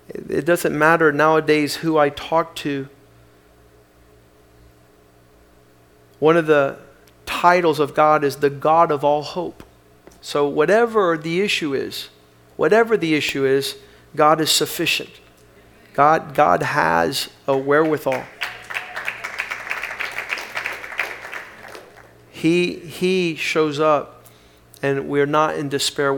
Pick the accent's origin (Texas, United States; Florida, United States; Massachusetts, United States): Florida, United States; South; I grew up here in South Florida